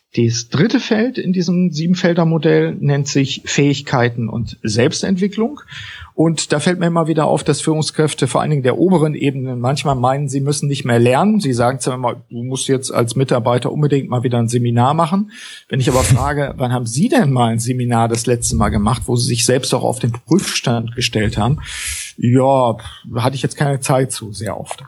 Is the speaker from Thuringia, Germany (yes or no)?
no; Osnabrück, Lower Saxony, Germany; Ich komme aus Osnabrück, deswegen gilt das Moin hier auch noch.